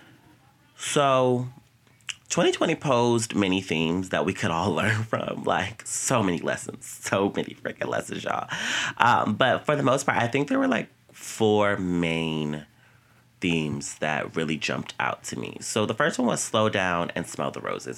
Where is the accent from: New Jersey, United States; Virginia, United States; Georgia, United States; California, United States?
Virginia, United States; moved away as an adult; now in New York, United States; I came home from New York to Virginia